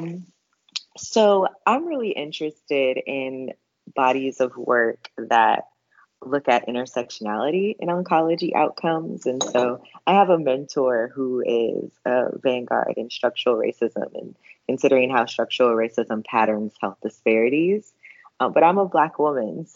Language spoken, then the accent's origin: English; United States; I'm an American Black woman